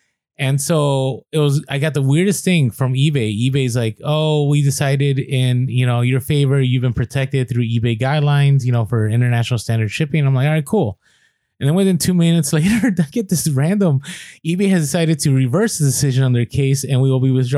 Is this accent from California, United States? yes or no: yes; San Diego, California, United States; We're here from San Diego.